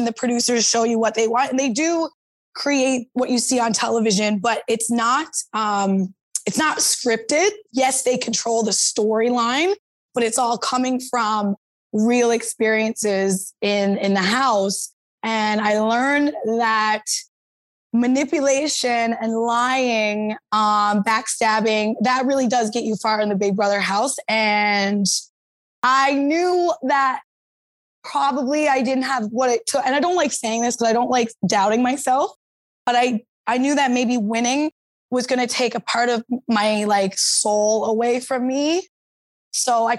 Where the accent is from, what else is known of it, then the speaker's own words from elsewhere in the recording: St. John's, Newfoundland and Labrador, Canada; Born and raised in St. John's, Newfoundland